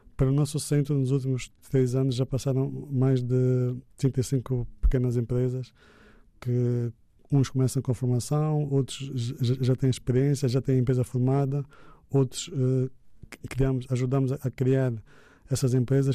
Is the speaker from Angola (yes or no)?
yes; Angola; somos angolanos